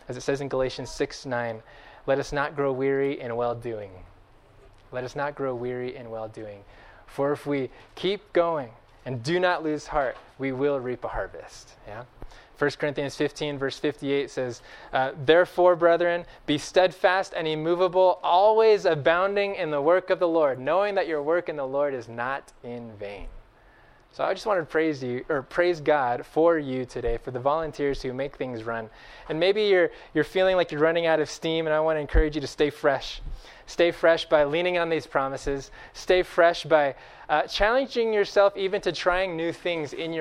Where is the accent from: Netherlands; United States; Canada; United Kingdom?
United States; Bakersfield, California; I grew up in Bakersfield, of all places, in Central Valley, California